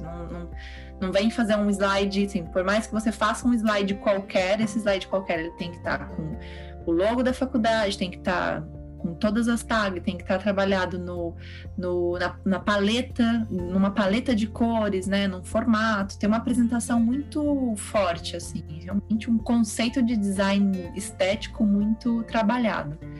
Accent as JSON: {"language": "Portuguese", "region": "São Paulo", "country": "Brazil", "moved": "as an adult", "lives_now": "Portugal", "said": "eu sou de São Paulo e a gente é de São Paulo no, no 440"}